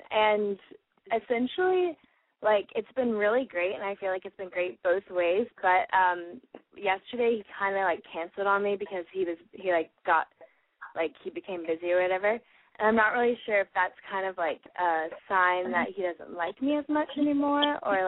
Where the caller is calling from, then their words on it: New Jersey, United States; I'm from New Jersey, and I'm 18.